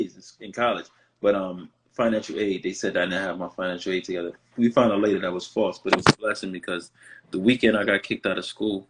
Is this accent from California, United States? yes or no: no; New Orleans, Louisiana, United States; So I was born in New Orleans, and when they met in the military, my dad's from New York, my mother's from Milwaukee. So when they were together, they were down in Louisiana.